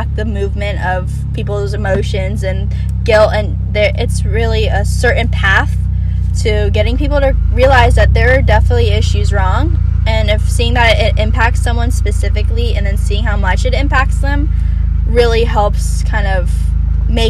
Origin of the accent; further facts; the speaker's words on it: Bexley, Ohio, United States; also born or lived in Atlanta, Georgia; I moved to Bexley in third grade